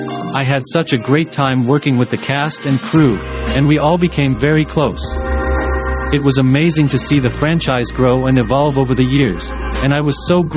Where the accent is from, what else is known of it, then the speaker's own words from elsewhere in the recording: Glendale, California, United States; I was born in Glendale, California, and grew up in a middle-class family.